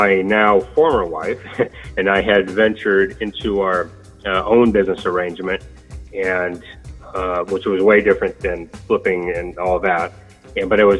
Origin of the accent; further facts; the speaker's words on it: Sacramento, California, United States; I am from Sacramento, and I attended Sacramento State University